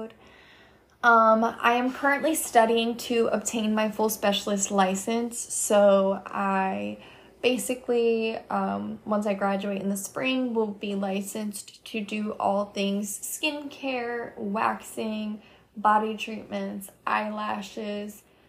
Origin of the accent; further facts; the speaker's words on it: Monmouth County, New Jersey, United States; moved away as an adult; now in Gainesville, United States; I am originally from Monmouth County, New Jersey, but I moved to Gainesville, Florida in the summer of 2020 during COVID